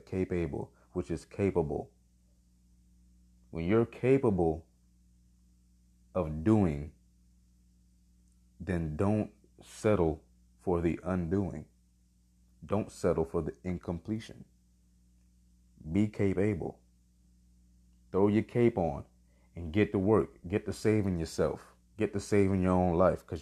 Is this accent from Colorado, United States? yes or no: no; Miami, Florida, United States; Born and raised in the county of Dade. Man, I'm from Miami